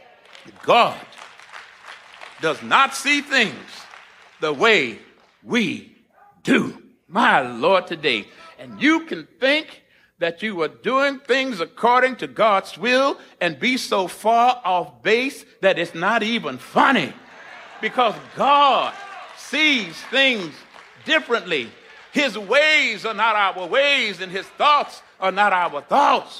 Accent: Corpus Christi, Texas, United States; now in Princeton, United States; I was born and raised in Corpus Christi, Texas, on the Gulf of Mexico. I have spent the last 35 years in Princeton

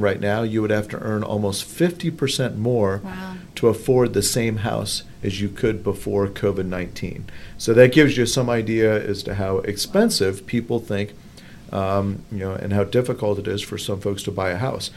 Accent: Findlay, Ohio, United States; my hometown of Findlay, Ohio

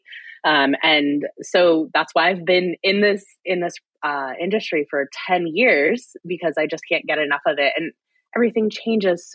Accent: Fort Wayne, Indiana, United States; moved away as an adult; I'm from Fort Wayne, Indiana. I actually just recently moved back

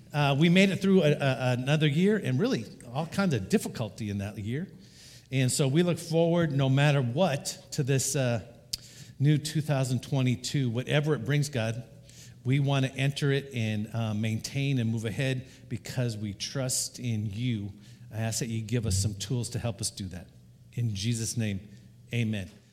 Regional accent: Idaho, United States; when I grew up in Idaho at age fourteen

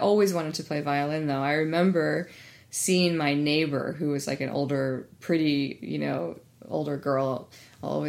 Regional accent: East Coast, United States; now in Bay Area, United States; I grew up on the East Coast in the suburbs

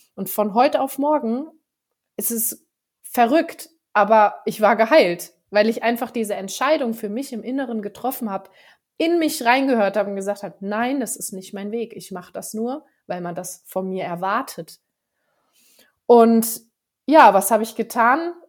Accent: Frankfurt area, Hesse, Germany; moved away as an adult; now in Allgäu, Germany; vom Frankfurter Raum, wo ich ursprünglich eigentlich herkomme. Äh, ich bin aber trotzdem auf dem Dorf aufgewachsen

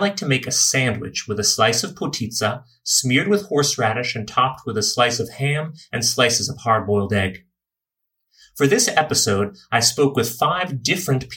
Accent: United States; moved away as an adult; now in Slovenia; As an American

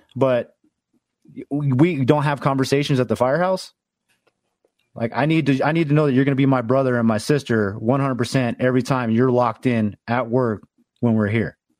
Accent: Los Angeles, California, United States; moved away as an adult; I'm originally from Los Angeles.

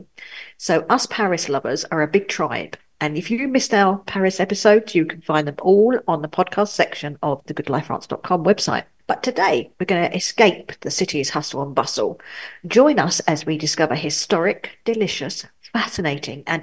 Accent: England, United Kingdom; also born or lived in Pas-de-Calais, France; now in France; as us English say

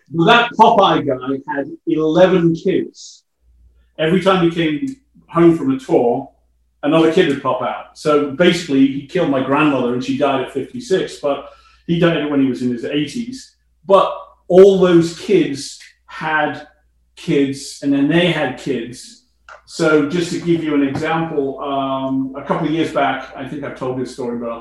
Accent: Chester, North West England, United Kingdom; moved away as an adult; also born or lived in London; now in Canada; I went to a high school in my hometown of Chester

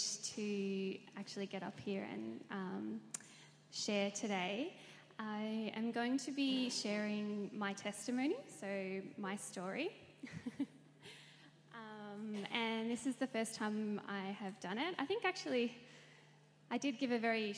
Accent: Melbourne, Victoria, Australia; I was born and raised in Melbourne. I grew up in Wantirna.

